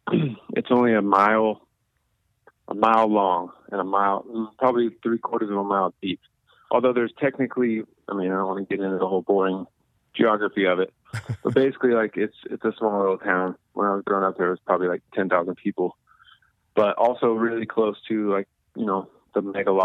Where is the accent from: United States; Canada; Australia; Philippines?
United States; Seal Beach, California; I grew up in Seal Beach, California.